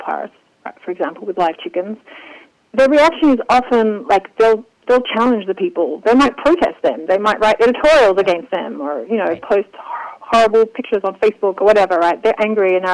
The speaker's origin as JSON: {"language": "English", "country": "Australia", "tie": "born or raised there", "moved": "yes", "lives_now": "Israel", "said": "I grew up in Australia"}